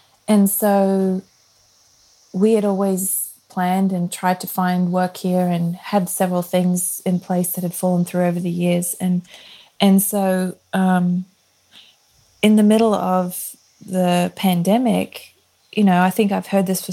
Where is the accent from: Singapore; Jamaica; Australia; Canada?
Australia; moved away as an adult; we're from Australia